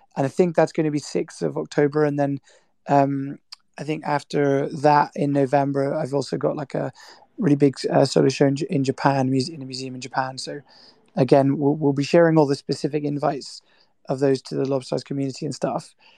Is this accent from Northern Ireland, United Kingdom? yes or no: no; Scotland, United Kingdom; my parents are Irish, but I grew up in Scotland